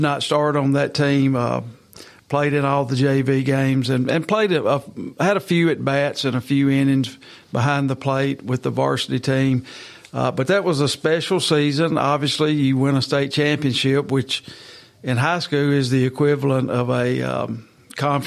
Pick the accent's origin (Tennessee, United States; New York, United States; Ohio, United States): Tennessee, United States; Marshall County; I am from Marshall County. I attended Marshall County High School and graduated there in 1985